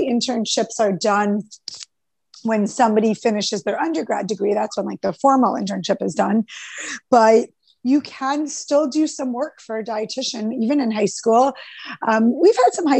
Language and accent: English; Rockland County, New York, United States; I grew up in Rockland County